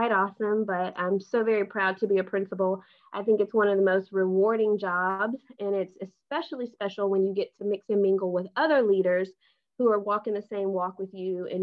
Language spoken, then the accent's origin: English; Houston, Texas, United States; So I currently live in Houston, Texas. I grew up here in Houston, Texas.